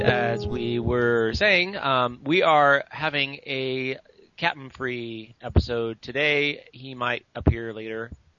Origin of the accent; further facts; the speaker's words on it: Redding, California, United States; in Redding, California, my hometown.